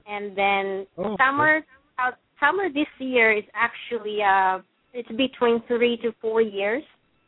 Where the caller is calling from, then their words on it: San Francisco, California, United States; from San Francisco.